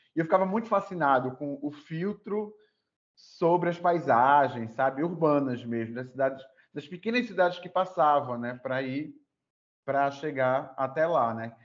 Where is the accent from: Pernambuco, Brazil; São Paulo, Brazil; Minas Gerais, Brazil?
Pernambuco, Brazil; Recife; now in Natal, Brazil; Eu moro em Natal, né, já tem um, um tempo, sou de Recife, mas moro em Natal.